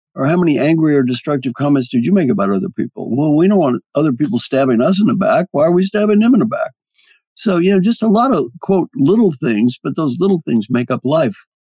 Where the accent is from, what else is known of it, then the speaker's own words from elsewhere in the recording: Kentucky, United States; I'm from Kentucky